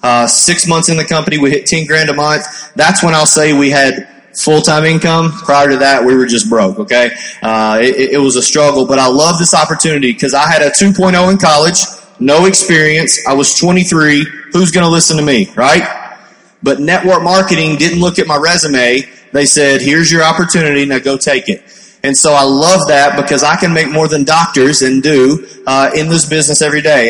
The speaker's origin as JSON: {"language": "English", "region": "Kentucky", "country": "United States", "said": "I'm from Kentucky"}